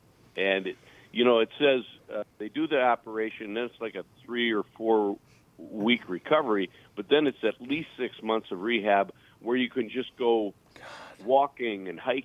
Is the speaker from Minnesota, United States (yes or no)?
yes; St. Louis Park, Minnesota, United States; I grew up in St. Louis Park